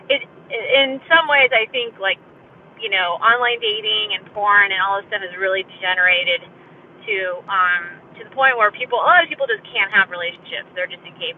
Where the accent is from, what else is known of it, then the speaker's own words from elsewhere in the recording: Berkeley, California, United States; moved away as an adult; also born or lived in New Haven, Connecticut; now in Los Angeles, United States; I'm from Berkeley, California. I was born and raised there.